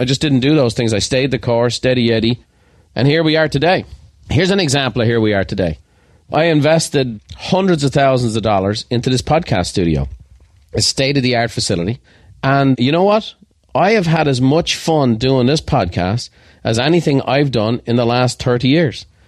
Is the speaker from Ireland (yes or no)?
yes; Ireland; I am Irish